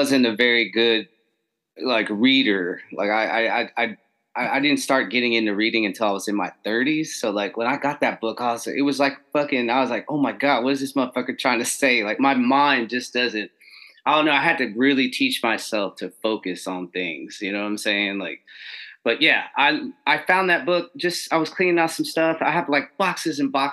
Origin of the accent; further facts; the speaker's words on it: Texas, United States; we're from Texas